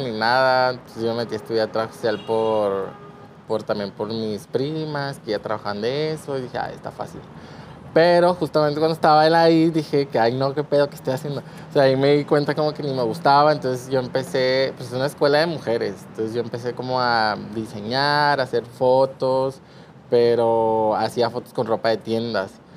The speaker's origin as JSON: {"language": "Spanish", "town": "Culiacán", "region": "Sinaloa", "country": "Mexico", "said": "Tengo 25 años, soy de aquí de Culiacán"}